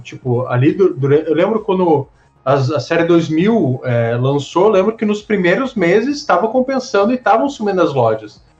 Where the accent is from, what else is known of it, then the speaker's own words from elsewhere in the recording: Brazil; sendo brasileiro